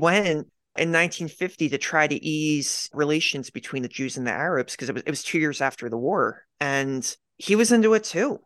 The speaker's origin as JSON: {"language": "English", "town": "Media", "region": "Pennsylvania", "country": "United States", "tie": "born or raised there", "said": "I grew up in Pennsylvania, I grew up in this town, uh, it's called Media Pennsylvania"}